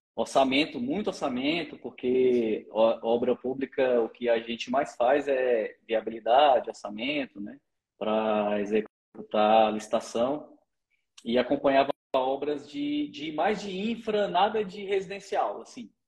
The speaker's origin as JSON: {"language": "Portuguese", "town": "Brasília", "region": "Federal District", "country": "Brazil", "tie": "born or raised there", "also_born_or_lived": "Piauí", "moved": "as an adult", "lives_now": "Goiânia, Brazil", "said": "nasci, nasci no Piauí, mas fui criado desde criancinha em Brasília"}